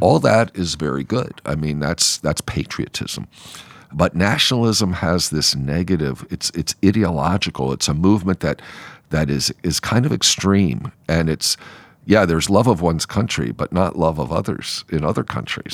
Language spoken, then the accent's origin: English; United States; proud to be an American